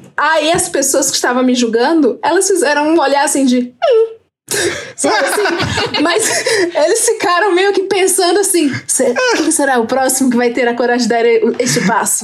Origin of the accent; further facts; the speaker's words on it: Fortaleza, Ceará, Brazil; now in São Paulo, Brazil; eu sou da quebrada do Antônio Bezerra, Jardim Iracema, lá de Fortaleza, Ceará. Porém, hoje eu estou aqui numa não quebrada, que é Jardim Paulista, São Paulo.